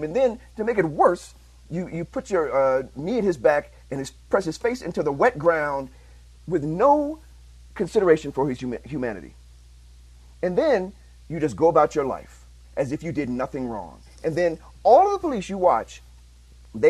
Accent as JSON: {"language": "English", "town": "Chicago", "region": "Illinois", "country": "United States", "said": "I'm from Chicago."}